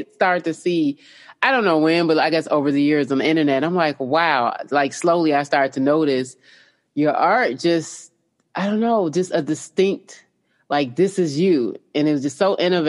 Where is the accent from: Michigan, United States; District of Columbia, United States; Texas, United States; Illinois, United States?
Illinois, United States; Chicago; I came from Chicago